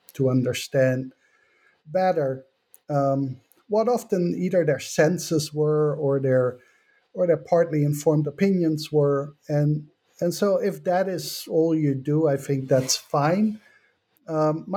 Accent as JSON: {"language": "English", "country": "Netherlands", "moved": "as an adult", "lives_now": "United States", "said": "I come from the Netherlands."}